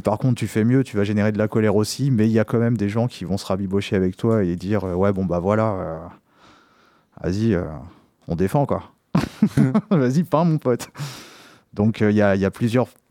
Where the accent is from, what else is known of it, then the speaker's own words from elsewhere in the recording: Poitiers, Nouvelle-Aquitaine, France; je suis originaire de Poitiers